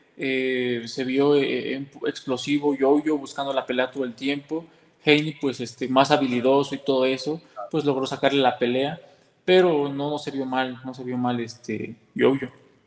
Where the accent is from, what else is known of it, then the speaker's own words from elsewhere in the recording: Mexico; yo como mexicano